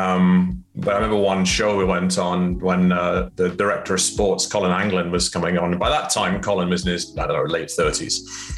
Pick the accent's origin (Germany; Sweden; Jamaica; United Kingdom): United Kingdom; Scotland; moved away as an adult; also born or lived in Cayman Islands; now in London, United Kingdom; I was born in Scotland, and I moved to Cayman